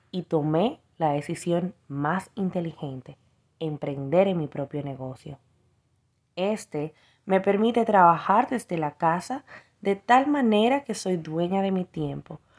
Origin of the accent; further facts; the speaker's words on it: Dominican Republic; now in Miami, United States; Hola, hola, muy buenas noches. … soy de República Dominicana pero actualmente radico en Miami, Florida.